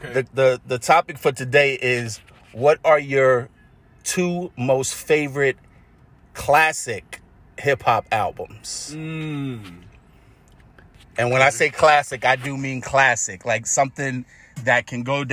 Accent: New York City, New York, United States; growing up in Hollis, Queens

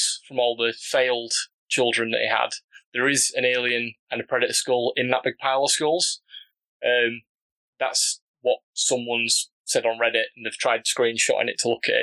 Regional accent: Yorkshire and the Humber, United Kingdom; accent: broad Yorkshire; my pronunciation as a Yorkshire man is quite broad

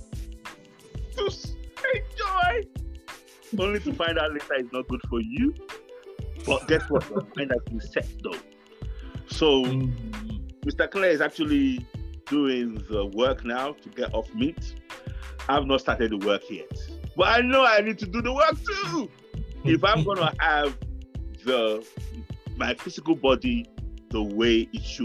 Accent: Nigeria; moved away; we lived with growing up in Africa, growing up in Nigeria

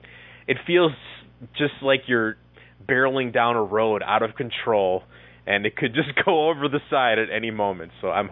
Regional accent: Wisconsin, United States; I'm from Wisconsin, and, you know, we're generally easygoing, nice people around these parts.

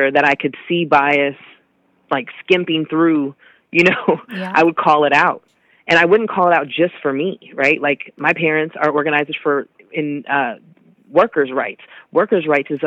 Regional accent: Seattle, Washington, United States; I'm born and raised in Seattle

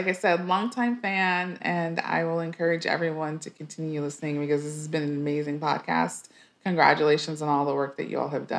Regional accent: El Paso, Texas, United States; So my dad played high school basketball. And so it's a big basketball place in the Southwest in particular there.

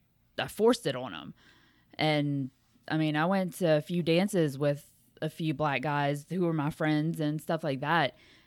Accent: Lafayette, Louisiana, United States; because I'm from Lafayette

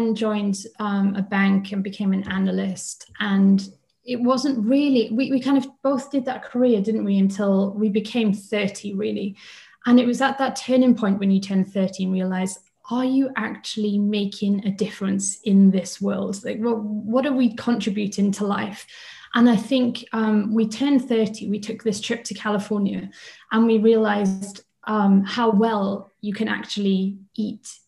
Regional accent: Swansea, Wales, United Kingdom; moved away as an adult; also born or lived in Cardiff / London; We are both from Wales

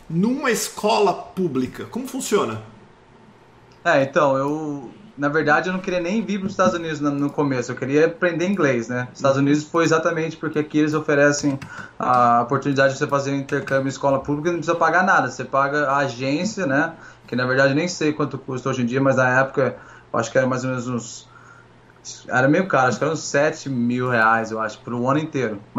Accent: Taubaté, São Paulo, Brazil; moved away as an adult; also born or lived in Pindamonhangaba / Rio de Janeiro; now in United States; Eu nasci em Pindamonhangaba, no interior de São Paulo mas eu passei com dois anos eu mudei para Taubaté e morei lá praticamente minha vida inteira.

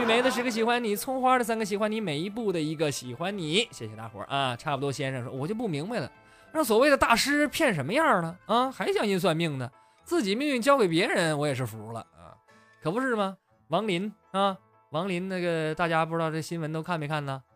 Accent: Shenyang, Liaoning, China; 有没有在沈阳的？我发现我这真是，怎么老乡都不不爱听我节目是不？

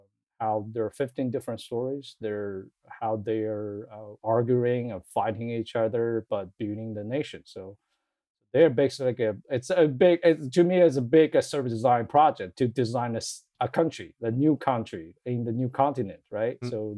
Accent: China; moved away as an adult; now in United States; So my background is, I came from China. I moved to the US about 9 years ago.

